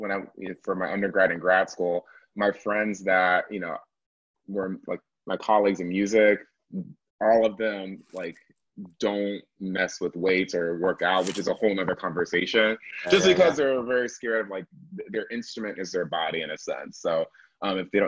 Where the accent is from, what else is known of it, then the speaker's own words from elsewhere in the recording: Atlanta, Georgia, United States; I'm from Atlanta originally. I was the youngest person to be in the Atlanta Symphony Youth Orchestra